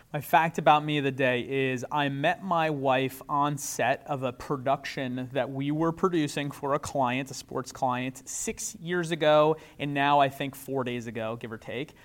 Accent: New York, United States; I'm a New Yorker

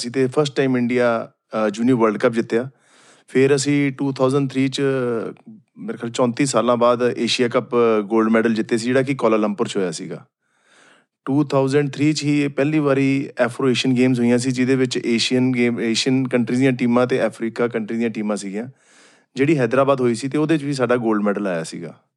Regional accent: Firozpur, Punjab, India; ਮੈਂ ਫਿਰੋਜ਼ਪੁਰ ਤੋਂ ਬਿਲੋਂਗ ਕਰਦਾ

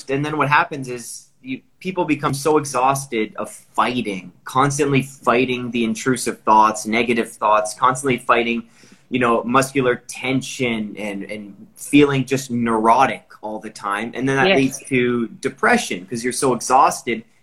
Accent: Newmarket, Ontario, Canada; now in Toronto, Canada; I was raised in Newmarket.

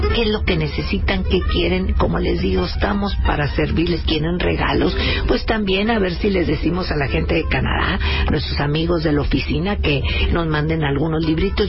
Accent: Monterrey, Nuevo León, Mexico; Somos regiomontanos y somos, eh, machacados

